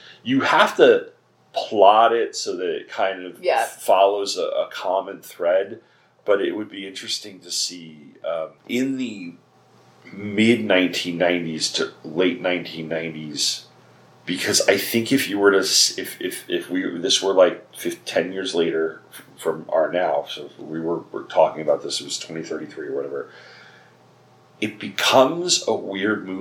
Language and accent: English; near Sayville and Bayport, Long Island, New York, United States; born or raised there